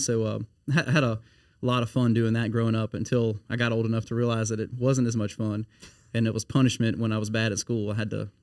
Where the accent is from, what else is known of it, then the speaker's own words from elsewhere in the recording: Baton Rouge, Louisiana, United States; also born or lived in Livingston Parish; now in Denham Springs, United States; I'm uh, born and raised in Baton Rouge